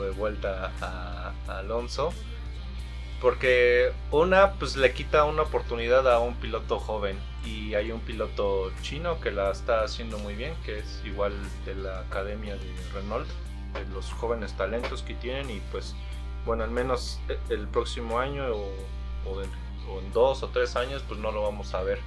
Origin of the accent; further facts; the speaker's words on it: Mexico; nosotros como mexicanos